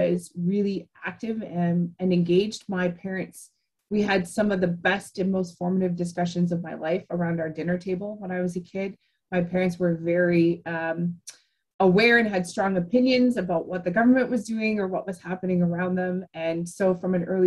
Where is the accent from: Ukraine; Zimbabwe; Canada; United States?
Canada; Ottawa, Ontario; growing up in Ottawa or around Ottawa